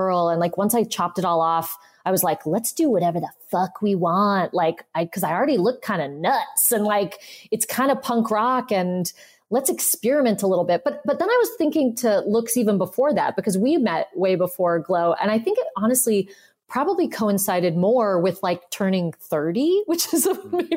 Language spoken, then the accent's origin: English; South Pasadena, California, United States; I grew up in South Pasadena